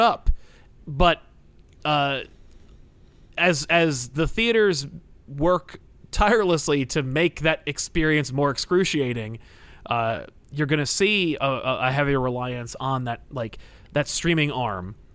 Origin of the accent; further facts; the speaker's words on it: New Jersey, United States; I'm from New Jersey